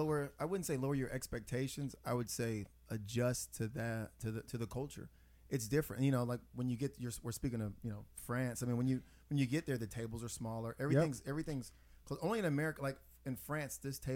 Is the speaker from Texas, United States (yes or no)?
yes; Texas, United States; where are you from? I said Texas.